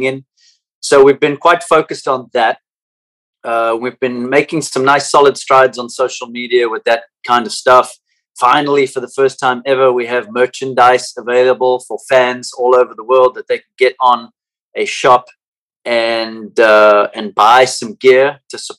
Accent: South Africa; now in United States; growing up in South Africa

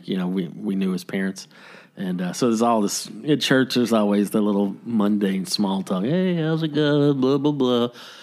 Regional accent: Tennessee, United States; now in Long Beach, United States; I was born in Tennessee

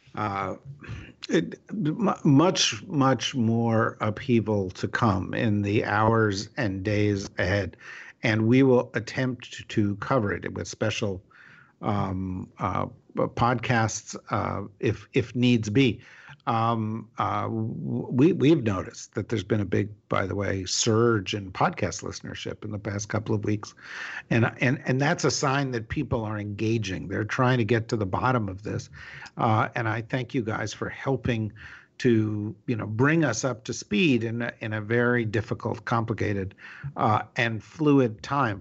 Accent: New Jersey, United States; I'm from New Jersey.

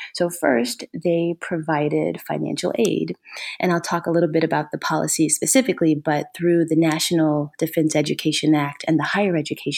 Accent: Ohio, United States; And I'm originally from Ohio.

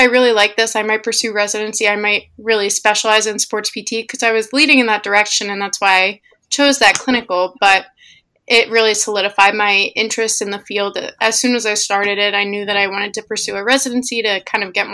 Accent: New Hyde Park, New York, United States; also born or lived in Pittsburgh, Pennsylvania; I'm from New Hyde Park, New York, which is on Long Island.

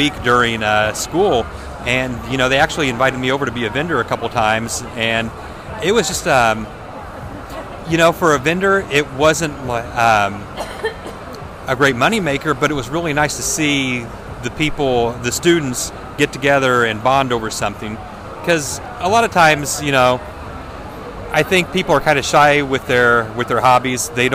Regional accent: Terre Haute, Indiana, United States; my hometown

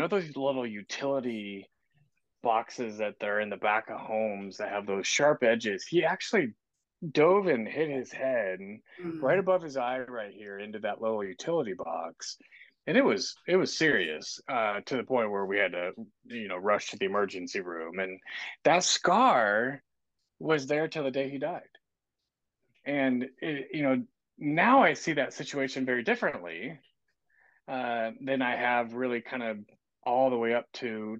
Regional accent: Kansas City, United States; moved away as an adult; now in Southwest Washington, United States; I grew up in Kansas City on the same house on the same street my whole life with my brother

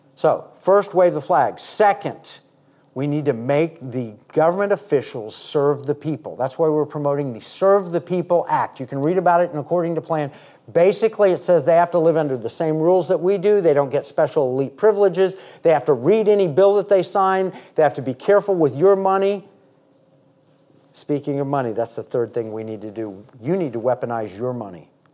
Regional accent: United States; I was born in America

